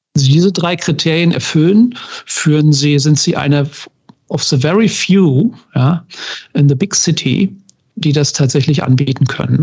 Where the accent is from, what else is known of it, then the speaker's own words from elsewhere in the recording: Germany; ich komme aus der DDR.